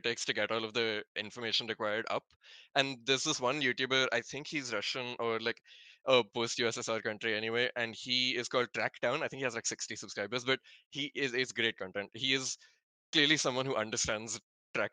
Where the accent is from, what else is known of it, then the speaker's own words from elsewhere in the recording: North India, India; also born or lived in Bangalore; I'm not North Indian. I was born in Bangalore, but I've lived in North India all my life.